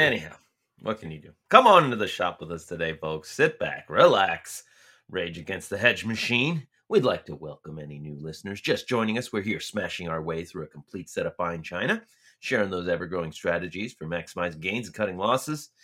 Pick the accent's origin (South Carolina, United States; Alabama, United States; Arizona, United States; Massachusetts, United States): Arizona, United States; Tucson; my hometown of Tucson